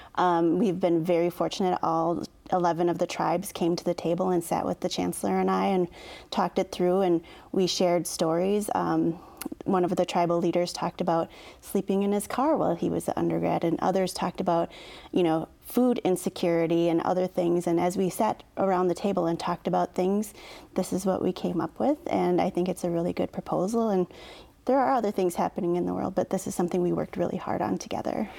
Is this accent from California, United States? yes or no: no; Oneida Indian Reservation, Wisconsin, United States; I grew up on the Oneida Indian Reservation.